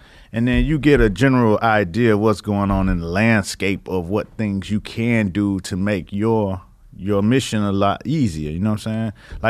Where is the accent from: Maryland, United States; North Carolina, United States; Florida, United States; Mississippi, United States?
Florida, United States; Miami; I'm from Miami, right?